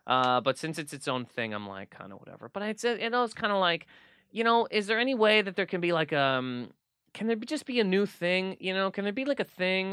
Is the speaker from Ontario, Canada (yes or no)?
no; Nova Scotia, Canada; moved away; also born or lived in Toronto; growing up in Nova Scotia